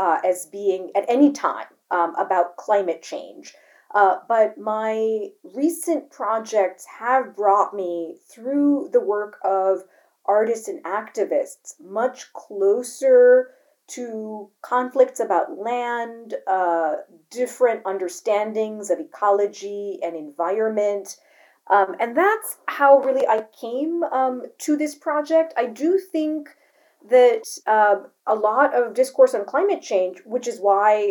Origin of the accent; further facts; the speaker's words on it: Delhi, India; moved away; my happiest memories of growing up in Delhi